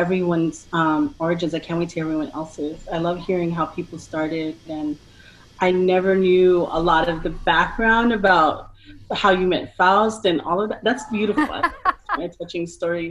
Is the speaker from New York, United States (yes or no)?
yes; New York City, New York, United States; moved away; when I was in New York City in my hometown